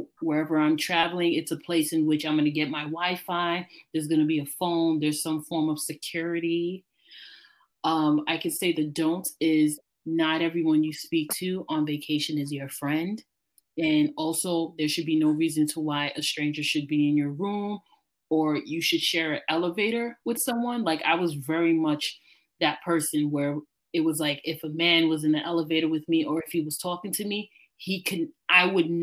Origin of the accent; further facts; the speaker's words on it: New York, United States; as a New Yorker